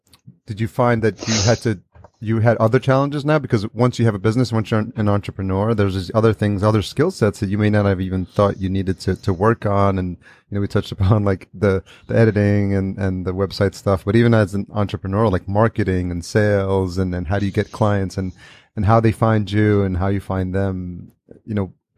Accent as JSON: {"language": "English", "region": "New York", "country": "United States", "tie": "born or raised there", "said": "and I grew up in New York as well, Long Island is really blue collar community, right?"}